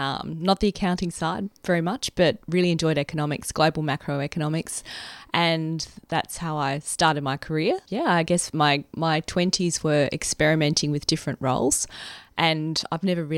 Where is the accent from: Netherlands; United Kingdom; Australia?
Australia; Brisbane, Queensland; moved away as an adult; also born or lived in Sydney; I grew up in Brisbane, and at the age of 23, I left for Sydney as a junior economist at New South Wales Treasury Corporation. I was there for 5 years.